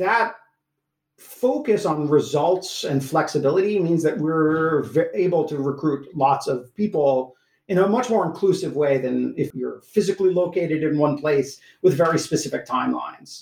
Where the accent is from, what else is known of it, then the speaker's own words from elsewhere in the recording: Iowa, United States; moved away; I grew up in Iowa, a small town of 50,000 people, roughly half students and half full-time residents.